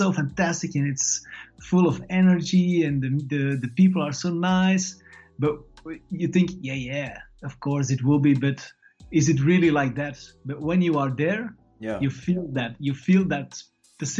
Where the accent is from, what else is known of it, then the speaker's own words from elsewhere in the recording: Belgium; I'm born and raised in Belgium